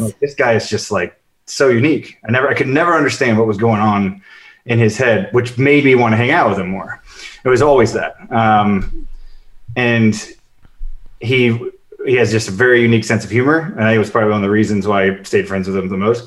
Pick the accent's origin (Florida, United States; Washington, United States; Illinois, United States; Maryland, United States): Illinois, United States; Chicago; moved away; I grew up in Chicago